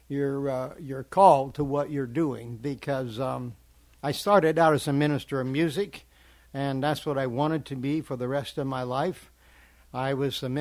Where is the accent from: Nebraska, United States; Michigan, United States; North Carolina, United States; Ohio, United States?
Nebraska, United States; Kearney; moved away as an adult; also born or lived in Lincoln, Nebraska; now in Arkansas, United States; I'm originally from Kearney, Nebraska. It's where I was born. But lived in Lincoln for a while